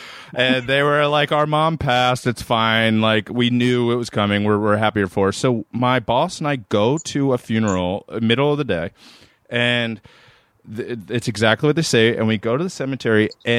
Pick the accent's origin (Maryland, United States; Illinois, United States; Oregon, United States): Maryland, United States; I'm from Maryland, Erin. And I was 16 years old